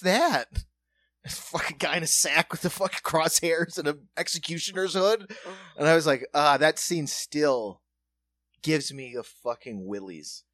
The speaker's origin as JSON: {"language": "English", "region": "South Dakota", "country": "United States", "tie": "born or raised there", "moved": "yes", "said": "We grew up in South Dakota, still urban area"}